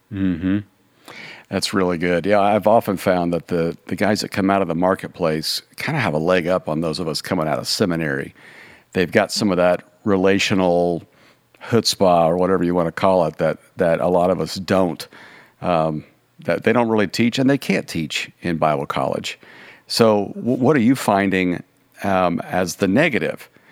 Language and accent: English; Kansas, United States; I grew up in Kansas